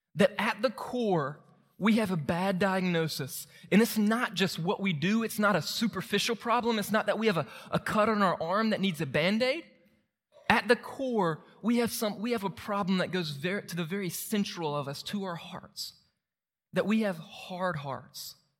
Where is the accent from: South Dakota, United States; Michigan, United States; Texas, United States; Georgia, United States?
Georgia, United States; Moultrie; moved away; my hometown and try to help people in Moultrie meet Jesus